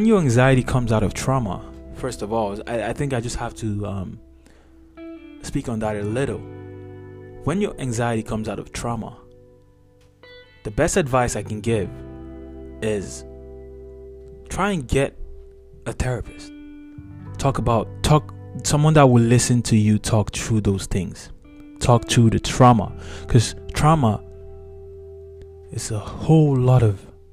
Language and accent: English; Nigeria; moved away; I'm Nigerian by background. So I went to high school in Nigeria.